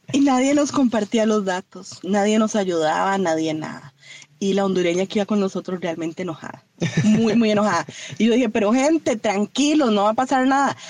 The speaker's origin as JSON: {"language": "Spanish", "country": "Costa Rica", "said": "como buenos ticos"}